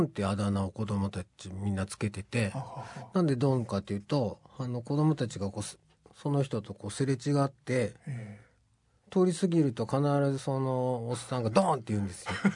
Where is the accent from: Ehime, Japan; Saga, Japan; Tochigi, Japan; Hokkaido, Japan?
Tochigi, Japan; 僕栃木なんですけど